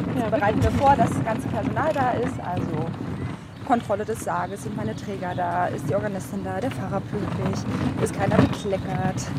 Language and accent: German; Berlin, Germany; Aufgewachsen geboren in der, in der Hauptstadt in Berlin, das heißt groß geworden im Prenzlauer Berg